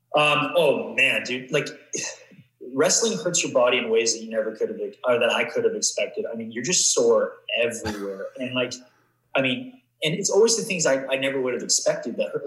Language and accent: English; Vancouver, British Columbia, Canada; I grew up in Vancouver or just uh, just outside